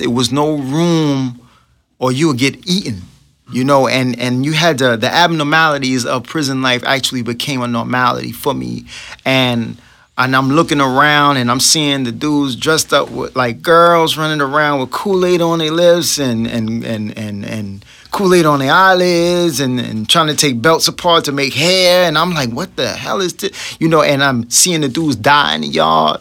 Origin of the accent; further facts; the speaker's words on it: New York City, New York, United States; I was raised in Brooklyn, New York